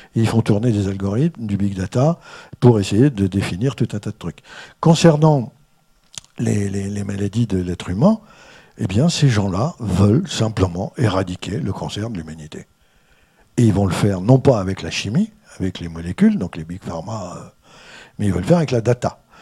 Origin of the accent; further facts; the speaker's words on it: the North, Hauts-de-France, France; moved away; je suis originaire du Nord, donc je suis un ch'ti